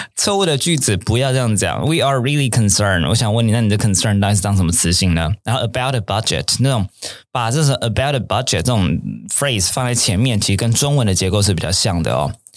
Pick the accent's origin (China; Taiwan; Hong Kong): Taiwan; Taipei; 以前我在，呃，天母长大的，小时候天母长大的